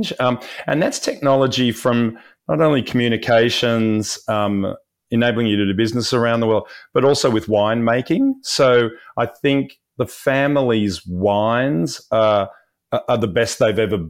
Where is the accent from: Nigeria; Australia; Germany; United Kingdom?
Australia; Sydney, New South Wales; I'm in Sydney, Australia. So the family is originally a Sydney family